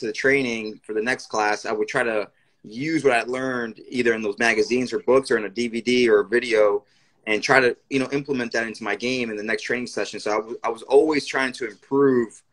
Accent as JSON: {"language": "English", "region": "New York", "country": "United States", "tie": "born or raised there", "said": "I'm born and raised in New York. My parents are from Puerto Rico."}